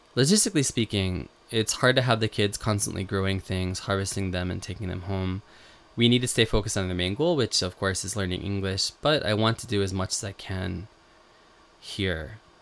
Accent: Western New York, United States; moved away as an adult; now in Japan; when I was a kid growing up in Western New York

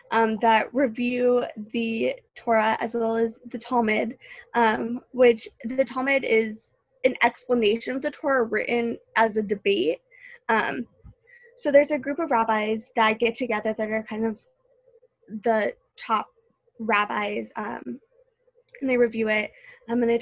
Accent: St. Louis, Missouri, United States; I moved here from St. Louis. I knew literally no one. Um, and like I said earlier, I wasn't a huge fan of leaving home.

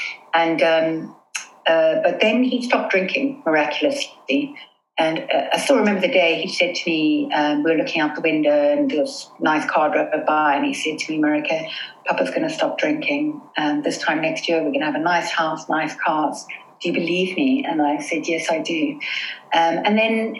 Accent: South Africa; now in London, United Kingdom; we grew up in South Africa

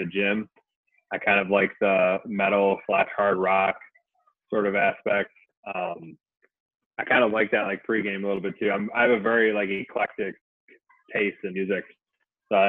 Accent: Michigan, United States; Michigan, born and raised, living here right now

